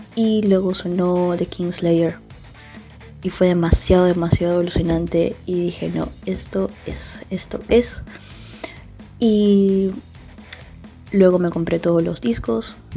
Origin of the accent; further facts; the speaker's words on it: Peru; moved away as an adult; now in Barcelona, Spain; soy de Perú y actualmente estoy en Barcelona